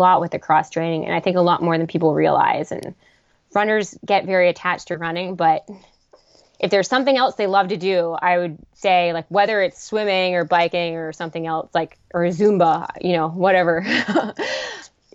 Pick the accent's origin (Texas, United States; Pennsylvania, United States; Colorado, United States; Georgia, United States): Pennsylvania, United States; Pittsburgh; I'm from Pittsburgh